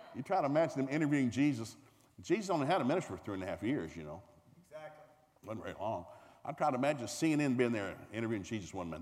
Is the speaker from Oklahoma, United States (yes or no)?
yes; Tulsa, Oklahoma, United States; I'm from Tulsa, Oklahoma